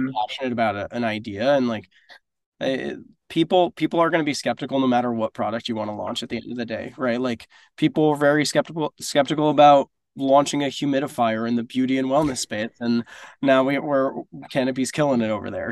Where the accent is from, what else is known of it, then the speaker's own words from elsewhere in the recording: Northeast, United States; also born or lived in South Florida; now in New York, United States; I grew up in the Northeast.